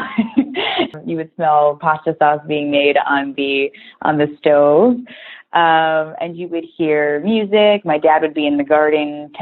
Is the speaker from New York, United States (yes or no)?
yes; Thornwood, New York, United States; also born or lived in Yonkers, New York; grew up in Thornwood, New York.